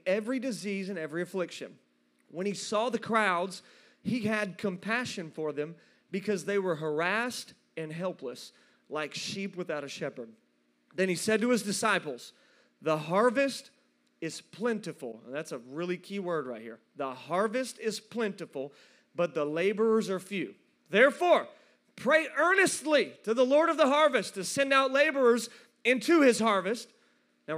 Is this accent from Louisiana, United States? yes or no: no; South Fulton, Tennessee, United States; moved away as an adult; now in Knoxville, United States; That's where I'm from. I'm from West Tennessee. I know how they do it in South Fulton, Tennessee